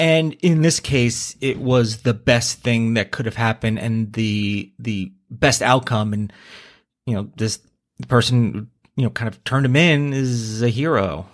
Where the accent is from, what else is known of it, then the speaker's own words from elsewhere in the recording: East Coast, United States; moved away as an adult; also born or lived in New York; now in California, United States; I'm from the East Coast.